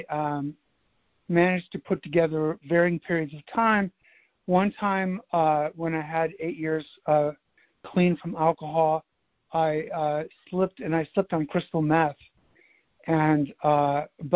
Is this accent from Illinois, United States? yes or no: no; California, United States; also born or lived in Midwest; now in Washington, D.C., United States; my family moved to California